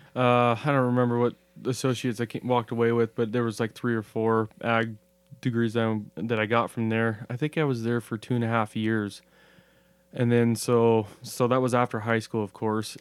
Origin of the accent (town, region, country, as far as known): Pendleton, Oregon, United States; born or raised there